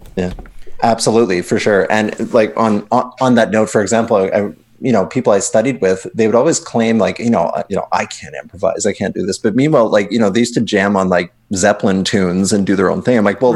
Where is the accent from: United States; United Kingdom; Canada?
Canada; Winnipeg, Manitoba; moved away as an adult; I'm originally from Winnipeg